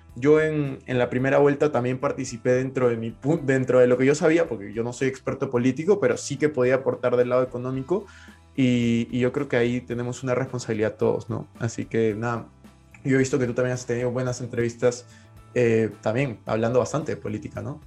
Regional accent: Peru; yo, yo soy de Perú

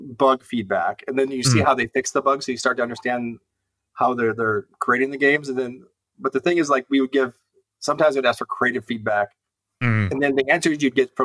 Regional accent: Cleveland, Ohio, United States; moved away; I'm from Cleveland originally, so I'm a big fan of all the Cleveland sports teams

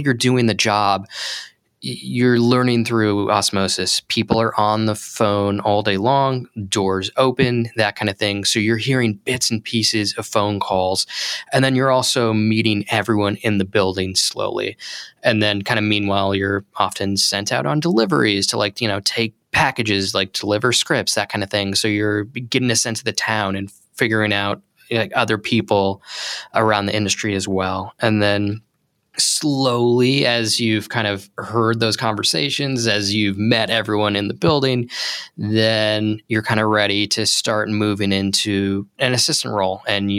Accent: Palm Springs, California, United States; I grew up in Palm Springs, California

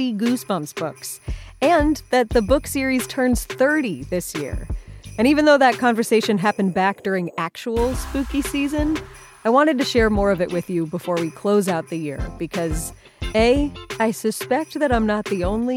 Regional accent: Cleveland, Ohio, United States; I grew up in the Cleveland area, but my sister's still in Columbus and went to OSU

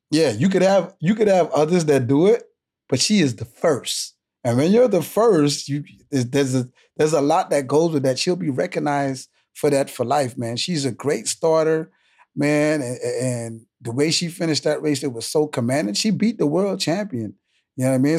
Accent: Bahamas; I'm from the Bahamas

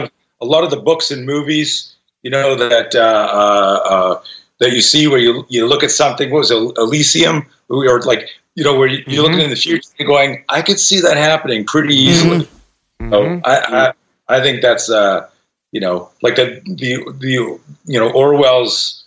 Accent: Canada; now in United States; I grew up in Canada and I just became an American citizen this year

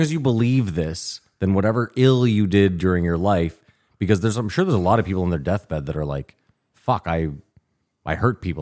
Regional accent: Canada; We're Canadian.

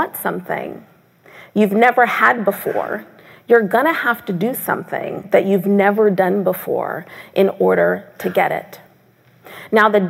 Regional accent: Seattle, Washington, United States; moved away; also born or lived in Tacoma, Washington; I was born 9 months later at Fort Lewis Army Base in Tacoma, Washington, which is how I'm from Seattle

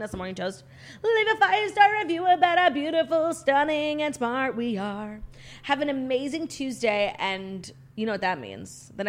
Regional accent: United States; as an American

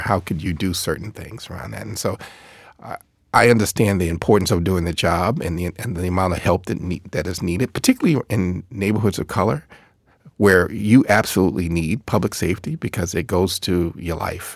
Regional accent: Boston, Massachusetts, United States; I grew up in Boston

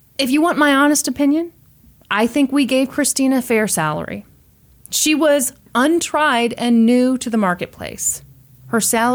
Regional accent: Kansas City, United States; I was not from Kansas City

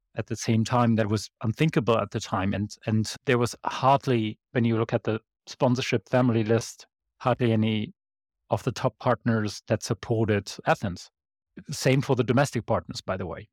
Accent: Bonn, North Rhine-Westphalia, Germany; Bonn is my hometown, it's where I went to school

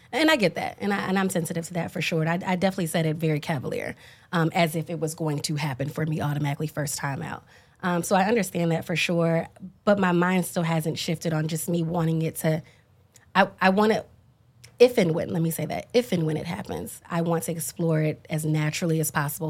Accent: Dallas, Texas, United States; when you're black and from the deep south, I'm from Dallas

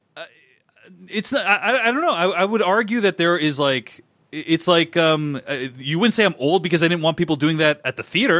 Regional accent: Boston, Massachusetts, United States; I grew up in Boston

